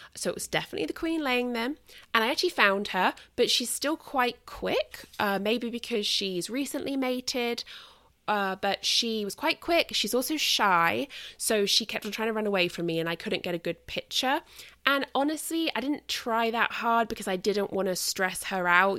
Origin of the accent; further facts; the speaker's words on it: United Kingdom; moved away; I'm British and it's kind of my, like, pagan heritage